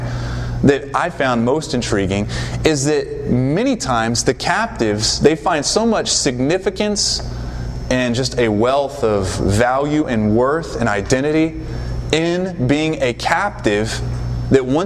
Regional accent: the South, United States; I just know from being in the South, growing up in the South, and living here

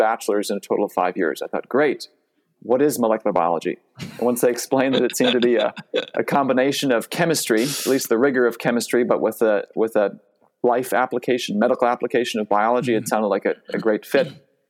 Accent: Racine, Wisconsin, United States; also born or lived in Milwaukee, Wisconsin; I grew up in Wisconsin, was born in Milwaukee, raised in Racine

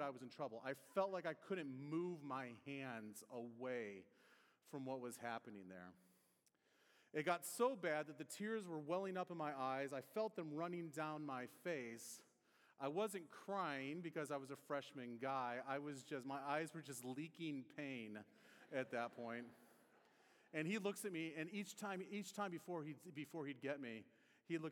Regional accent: near the Detroit area, Michigan, United States; now in Indiana, United States; I grew up near the Detroit area

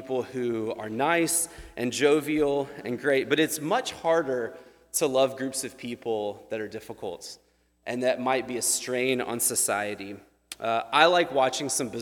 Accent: United States; we as American people

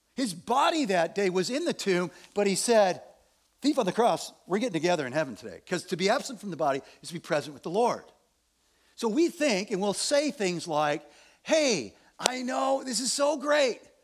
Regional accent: Evanston, Illinois, United States; I was born in Evanston, Illinois

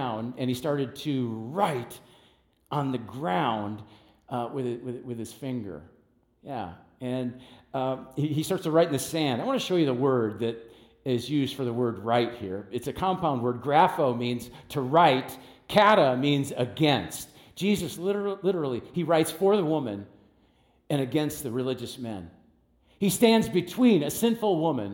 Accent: United States; I grew up in West Dallas

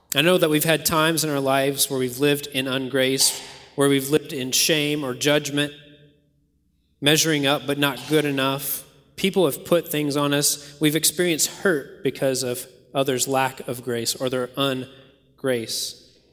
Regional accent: Kentucky, United States; I grew up in Kentucky

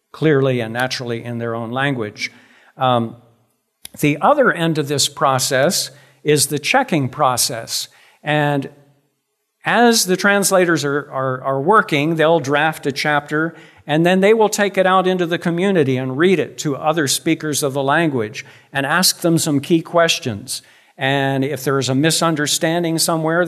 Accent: United States; also born or lived in Ombessa, Cameroon; my home country here in the U.S.

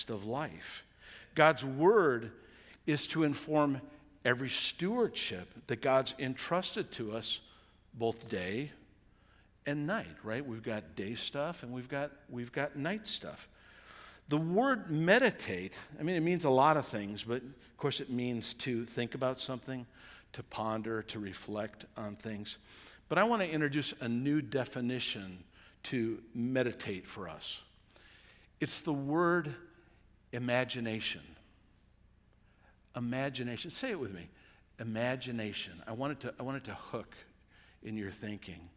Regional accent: United States; we're good American Christians

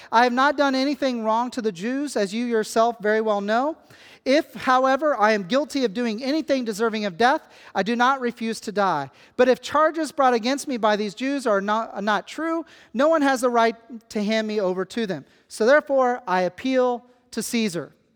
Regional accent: Kansas, United States; moved away; I come from Kansas where the closest body of water is the Gulf of Mexico, and that is about twenty hours away. I am a flatlander

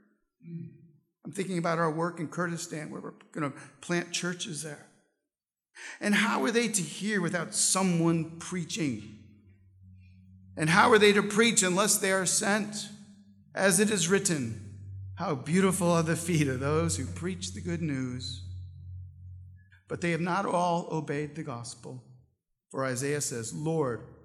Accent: St. Louis, Missouri, United States; I'm from St. Louis

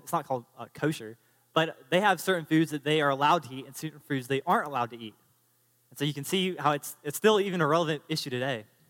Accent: United States; as an American citizen

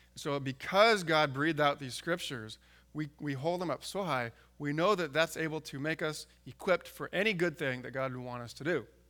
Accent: San Diego, California, United States; now in Alaska, United States; I grew up in San Diego

